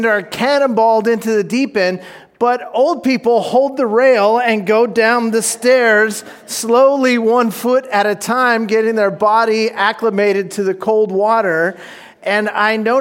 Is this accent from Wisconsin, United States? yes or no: no; Orange County, California, United States; When I was a kid, I grew up down in Orange County